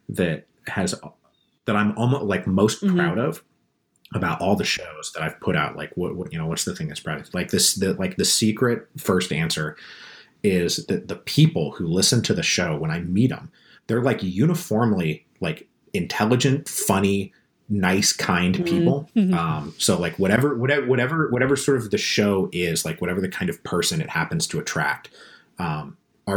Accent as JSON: {"language": "English", "town": "Seattle", "region": "Washington", "country": "United States", "also_born_or_lived": "Portland", "moved": "yes", "lives_now": "Austin, United States", "said": "I'm from Seattle originally"}